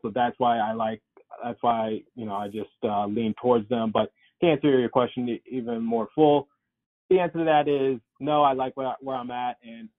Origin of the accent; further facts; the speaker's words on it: Detroit, Michigan, United States; now in Philadelphia, United States; I am currently living in Philadelphia. I was raised in Detroit, Michigan.